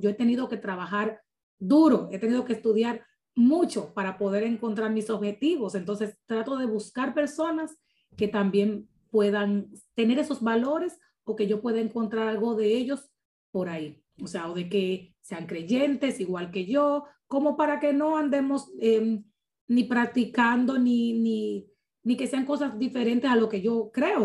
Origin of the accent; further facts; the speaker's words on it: Dominican Republic; como buen dominicano te lo digo